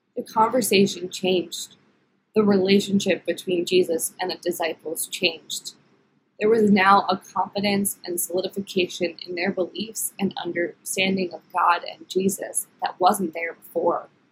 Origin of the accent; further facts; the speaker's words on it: Philadelphia, Pennsylvania, United States; moved away; I am originally from the Philadelphia area.